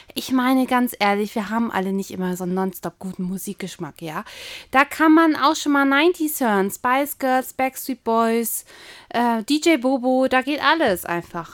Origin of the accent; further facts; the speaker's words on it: East Germany, Germany; Ich komme ja aus Ostdeutschland